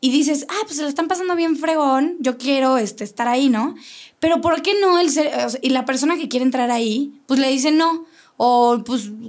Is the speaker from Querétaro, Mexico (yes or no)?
yes; Querétaro, Mexico; Entonces, yo, yo soy queretana, pero conozco mucha gente de fuera que ha venido a poner aquí sus negocios